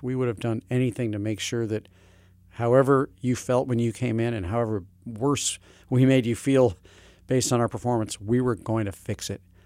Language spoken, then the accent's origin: English; St. Louis, Missouri, United States; moved away; also born or lived in Hartford / New York City; I had the kind of education growing up in Saint Louis, Missouri